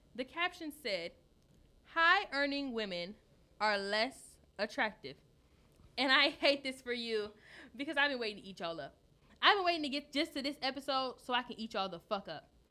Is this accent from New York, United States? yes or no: no; Detroit, Michigan, United States; I'm from Detroit